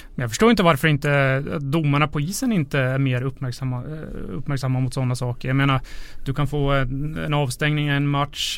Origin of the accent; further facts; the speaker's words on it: Gävle, Gävleborg County, Sweden; Eftersom att jag är uppväxt i Gävle